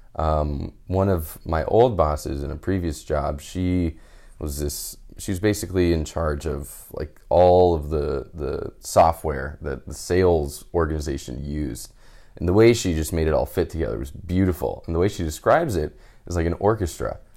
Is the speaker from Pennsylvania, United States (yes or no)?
no; Houston, Texas, United States; moved away as an adult; also born or lived in California; now in San Francisco, United States; I'm originally from Houston and moved out to California for school